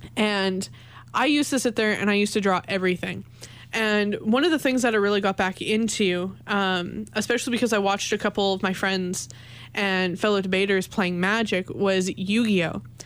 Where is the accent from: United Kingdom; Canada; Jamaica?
Canada; moved away as an adult; also born or lived in Winnipeg; I'm an international student. I'm from Canada